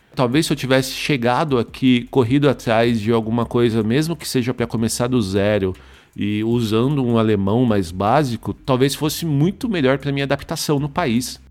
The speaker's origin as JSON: {"language": "Portuguese", "town": "Osasco", "region": "São Paulo", "country": "Brazil", "tie": "born or raised there", "moved": "as an adult", "lives_now": "Germany", "said": "E eu sou de Osasco, né? Nasci em Osasco e trabalhava também em São Paulo"}